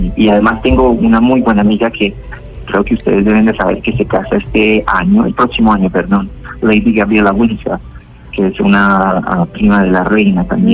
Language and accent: Spanish; Cali, Valle del Cauca, Colombia; also born or lived in Buenaventura, Colombia; Y después me mudo acá y con, mi familia a, al barrio Agua Blanca